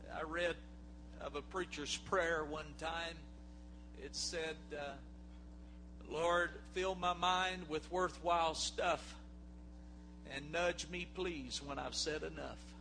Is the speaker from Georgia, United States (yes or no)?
yes; South Georgia, United States; we're from South Georgia